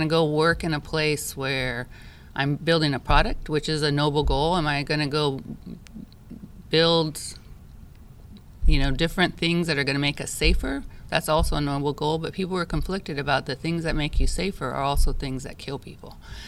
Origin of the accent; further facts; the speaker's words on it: Japan; I grew up in Japan, and so when you grow up overseas, you realize that it's really is a world community.